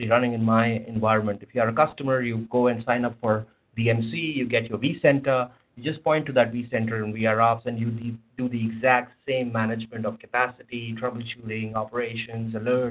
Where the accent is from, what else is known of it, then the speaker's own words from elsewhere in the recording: India; moved away; I come from India